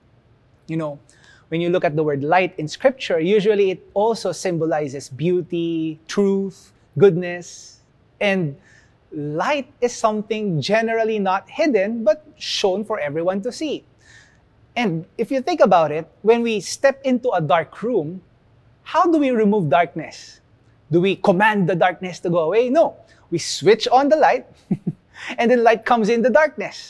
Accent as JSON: {"language": "English", "country": "Philippines", "said": "we are placed here as Filipinos. And being Filipino is part of who we are"}